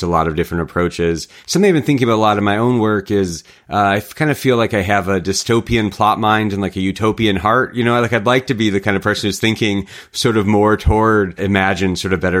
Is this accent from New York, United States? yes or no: no; rural Michigan, United States; I grew up in the Midwest as a hiker and a backpacker, grew up in rural Michigan.